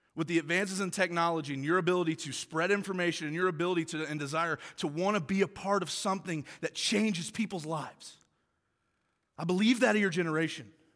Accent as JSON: {"language": "English", "town": "Tulsa", "region": "Oklahoma", "country": "United States", "tie": "born or raised there", "moved": "as an adult", "lives_now": "Michigan, United States", "said": "I grew up in Tulsa, Oklahoma, played football all my life"}